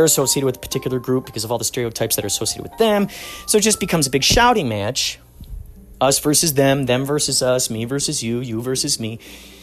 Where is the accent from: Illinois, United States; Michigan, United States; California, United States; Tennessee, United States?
Illinois, United States; Chicago; we grew up in Chicago.